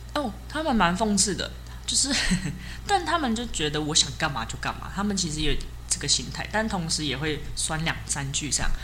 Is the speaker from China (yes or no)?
no; Hsinchu, Taiwan; 我是新竹人